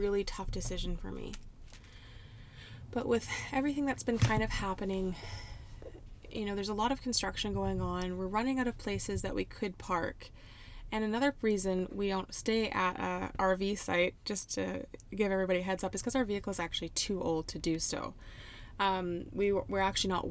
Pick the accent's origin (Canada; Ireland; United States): Canada; Port Hardy, British Columbia; moved away as an adult; I'm going to Port Hardy because of my finances and my living situation. So basically, I had to turn down a job that I was really looking forward to do and go back home to my hometown